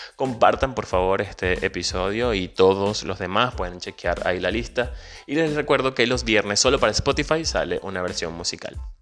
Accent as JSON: {"language": "Spanish", "country": "Venezuela", "moved": "yes", "said": "soy venezolano emigrante"}